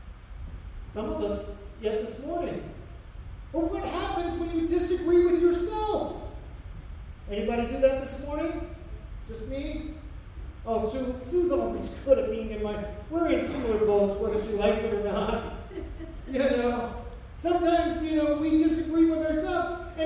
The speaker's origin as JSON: {"language": "English", "country": "United States", "said": "as American Christians"}